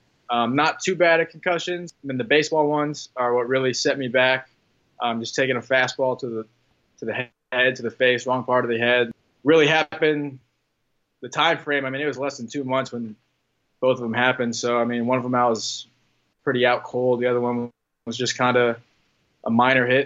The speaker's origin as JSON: {"language": "English", "town": "Indianapolis", "region": "Indiana", "country": "United States", "said": "I'm from Indianapolis"}